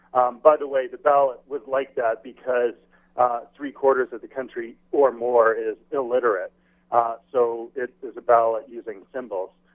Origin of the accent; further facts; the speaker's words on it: Canada; being a Canadian